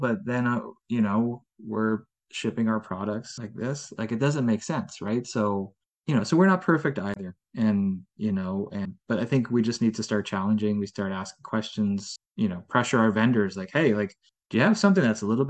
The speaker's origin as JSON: {"language": "English", "country": "Netherlands", "tie": "born there", "said": "They're a brand out of the Netherlands, and I was born in the Netherlands, so fellow Dutch company"}